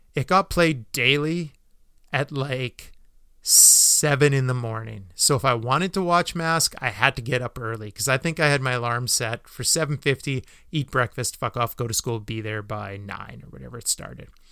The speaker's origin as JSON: {"language": "English", "country": "Canada", "said": "as a Canadian"}